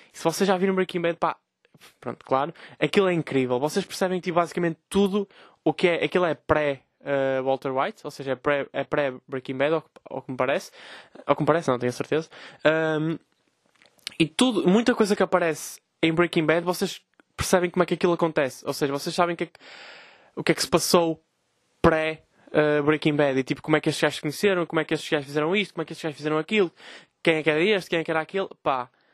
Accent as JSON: {"language": "Portuguese", "town": "Vila Nova de Gaia", "region": "Norte", "country": "Portugal", "said": "eu sou de Gaia"}